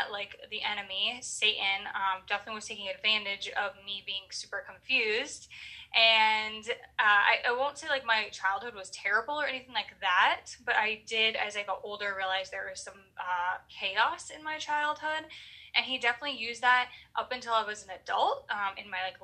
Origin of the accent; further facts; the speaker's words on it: Maine, United States; I am from Maine